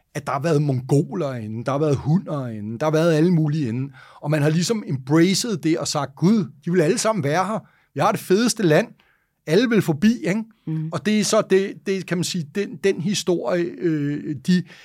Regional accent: Denmark; Og det første, jeg tænker sådan rigtig dårligt som dansker

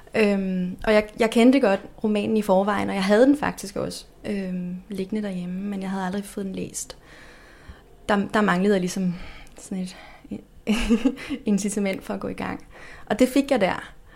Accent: Denmark; Vi danskere

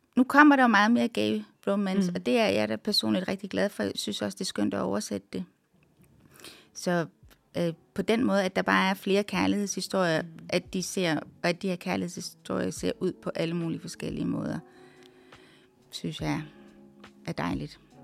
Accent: Randers, Central Denmark Region, Denmark; also born or lived in Canada; da jeg voksede op i Randers

